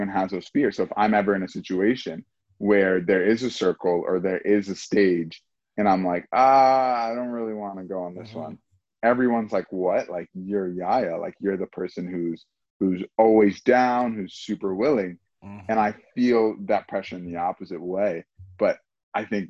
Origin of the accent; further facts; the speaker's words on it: Dubai, United Arab Emirates; also born or lived in Palo Alto, California, United States; I am a black man, I am from Dubai